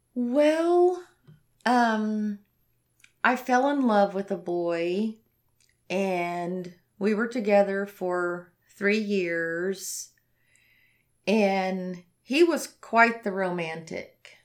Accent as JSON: {"language": "English", "region": "the Bible Belt", "country": "United States", "said": "I'm from the Bible Belt."}